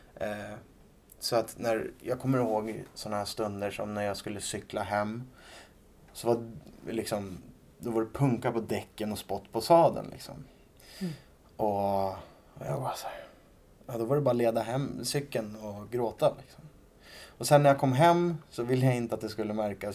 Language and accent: Swedish; Rimbo, Stockholm County, Sweden; jag kommer ifrån Rimbo då, som ligger en bit utanför Norrtälje.